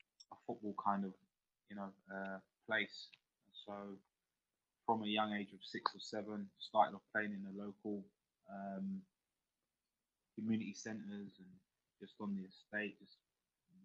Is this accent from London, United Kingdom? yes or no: yes; London, United Kingdom; I grew up in Peckham in South London